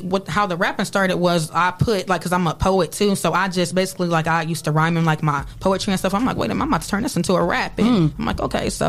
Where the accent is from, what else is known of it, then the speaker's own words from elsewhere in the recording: Toledo, Ohio, United States; I'm from Glass City, 419.